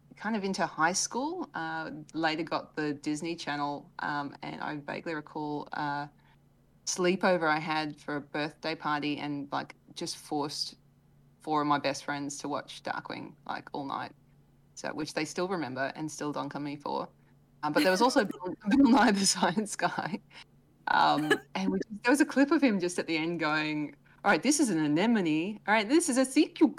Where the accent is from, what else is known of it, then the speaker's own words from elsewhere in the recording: Australia; I am Australian